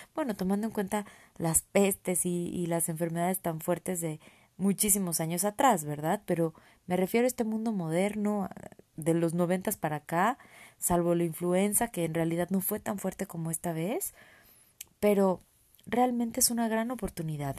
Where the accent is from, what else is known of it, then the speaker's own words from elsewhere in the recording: Mexico; also born or lived in San Luis Potosí; Soy mexicana, vivo en San Luis Potosí